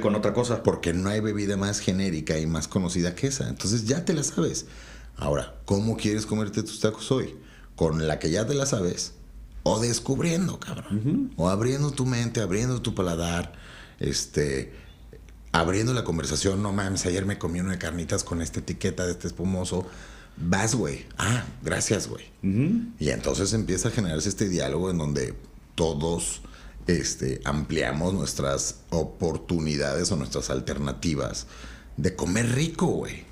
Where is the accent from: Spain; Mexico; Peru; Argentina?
Mexico